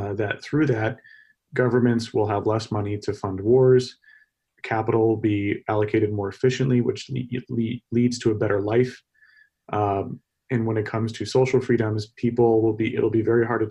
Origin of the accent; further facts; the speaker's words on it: Texas, United States; moved away; I'm from Texas originally